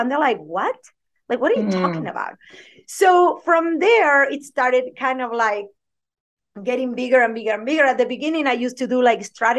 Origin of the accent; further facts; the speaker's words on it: Argentina; English is a second language; moved away as an adult; now in United States; I have a thick accent, if you don't haven't noticed, I am originally from Argentina